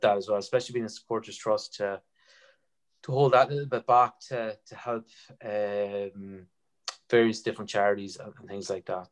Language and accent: English; Sligo, Connacht, Ireland; we're all from Sligo